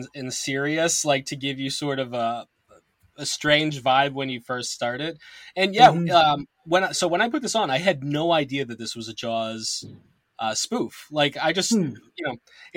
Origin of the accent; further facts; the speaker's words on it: Massachusetts, United States; I am from Massachusetts